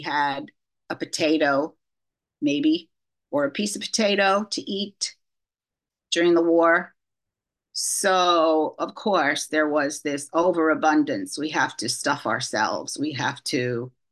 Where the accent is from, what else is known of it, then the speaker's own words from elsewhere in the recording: New York City, New York, United States; I grew up in New York City to two parents who were survivors of the Holocaust.